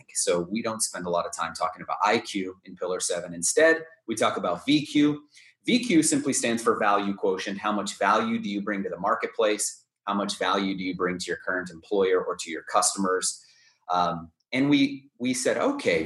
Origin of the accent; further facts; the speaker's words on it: Southern California, United States; I grew up in Southern California